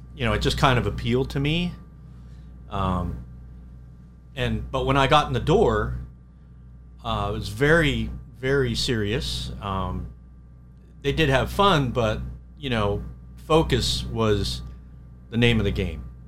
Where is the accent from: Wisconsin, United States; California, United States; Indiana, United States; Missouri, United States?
California, United States; Anaheim; moved away as an adult; now in Reading, Pennsylvania, United States; I I grew up in Anaheim